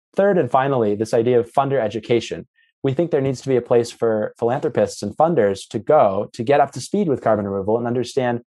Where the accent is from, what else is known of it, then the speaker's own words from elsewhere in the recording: United States; now in Oxford, United Kingdom; I'm based at the University of Oxford, and so I'm exposed to kind of what's happening in Europe, but also a little bit as an American, what's happening across the pond